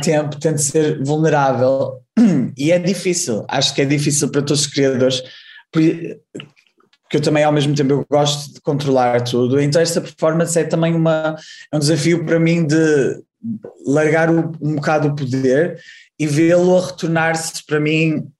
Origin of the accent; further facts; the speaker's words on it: Porto, Norte, Portugal; moved away as an adult; also born or lived in Amsterdam, Netherlands; eu sou do Porto, uh, estudei na, no ginasiano, aqui no Porto, e depois, quando tinha 19 anos, fui para Amsterdão